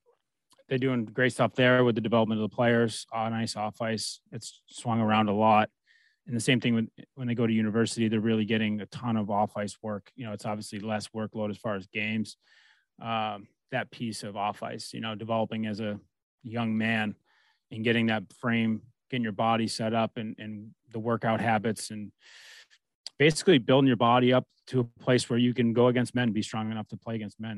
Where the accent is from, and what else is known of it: United States